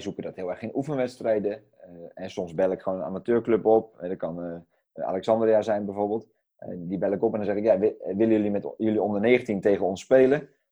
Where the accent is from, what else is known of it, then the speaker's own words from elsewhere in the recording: Netherlands; als, als Nederlanders en als, als Europeanen